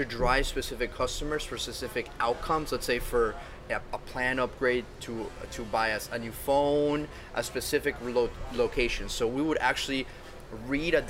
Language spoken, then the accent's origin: English; Venezuela; now in Miami, United States; I'm from originally from Venezuela, but my grandparents are European